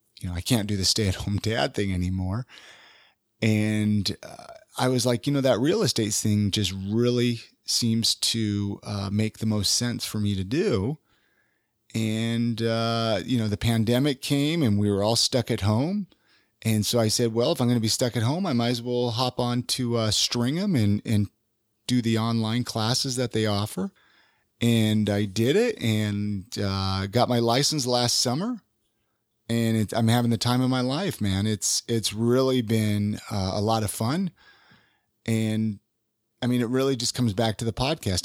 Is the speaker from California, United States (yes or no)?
yes; Ventura, California, United States; now in Utah, United States; I grew up in Ventura.